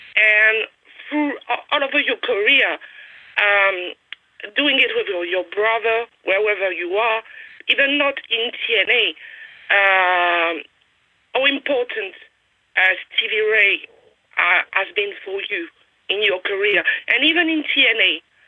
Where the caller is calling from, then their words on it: France; I'm calling you from France, and it's hot here.